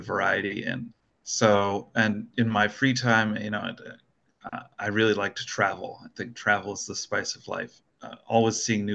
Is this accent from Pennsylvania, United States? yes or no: no; Washington, District of Columbia, United States; also born or lived in Blacksburg, Virginia; born and raised in Washington, D.C. area